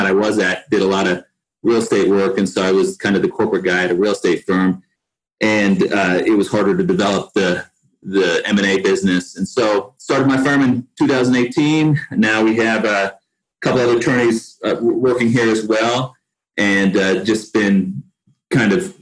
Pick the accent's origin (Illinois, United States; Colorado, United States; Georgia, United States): Colorado, United States; Denver; also born or lived in East Coast; I grew up in Denver for the most part and bounced around a little bit on the East Coast when I was really young. But grew up in Denver